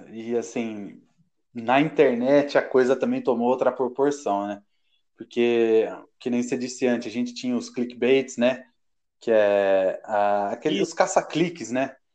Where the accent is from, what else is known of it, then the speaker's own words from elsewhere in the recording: Gavião Peixoto, São Paulo, Brazil; nascido e criado em Gavião Peixoto, e geógrafo, é, professor e geógrafo formado pela Universidade Federal de Uberlândia.